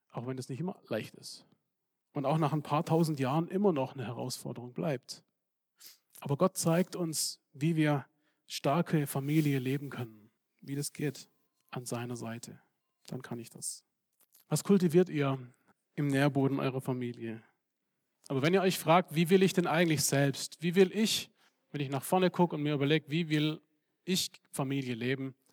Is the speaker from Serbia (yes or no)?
yes; Serbia; ich komme aus Serbien und ich bin gewohnt, mit äh, Problemen umzugehen